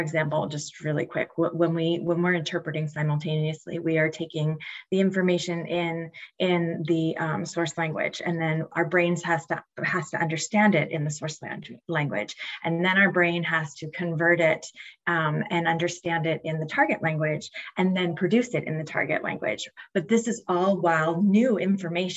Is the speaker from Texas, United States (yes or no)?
no; Lancaster, Pennsylvania, United States; I'm from Lancaster, Pennsylvania